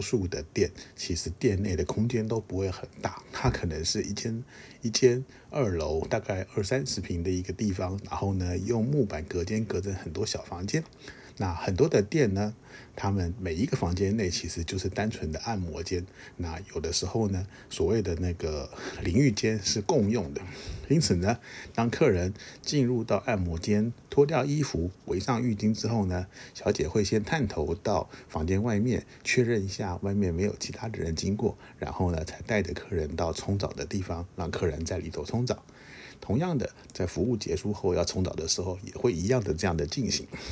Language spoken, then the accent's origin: Chinese; Taiwan; 其实我是台湾来的，我也会说中文